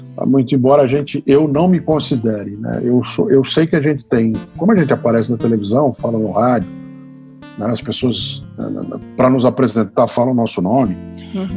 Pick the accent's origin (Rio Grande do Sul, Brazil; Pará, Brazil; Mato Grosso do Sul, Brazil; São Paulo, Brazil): São Paulo, Brazil; eu nasci branco em São Paulo, homem, né? com plano de saúde pago, com leite na, na, na geladeira, né? com clube